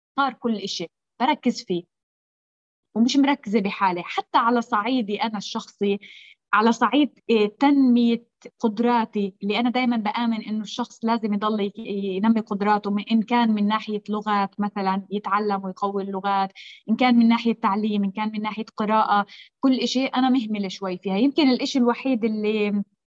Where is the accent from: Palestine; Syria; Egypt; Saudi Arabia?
Palestine; انا فلسطينيه